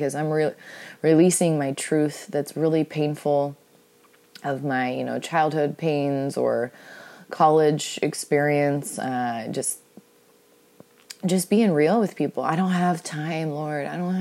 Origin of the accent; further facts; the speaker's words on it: Seattle, Washington, United States; I'm from Seattle, so that matters to my Seattle pride and my blood.